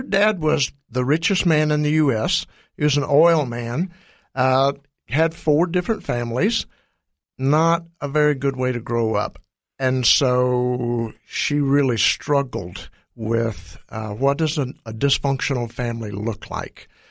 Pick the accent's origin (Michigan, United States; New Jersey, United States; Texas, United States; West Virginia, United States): Texas, United States; I'm from Texas